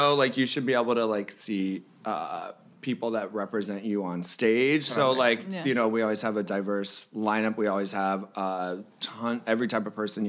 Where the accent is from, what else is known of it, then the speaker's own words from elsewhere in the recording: Mexico City, Mexico; I'm from Mexico City